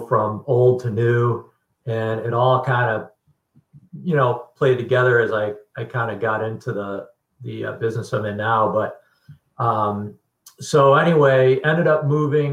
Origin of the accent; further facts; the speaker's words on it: Connecticut, United States; growing up in Connecticut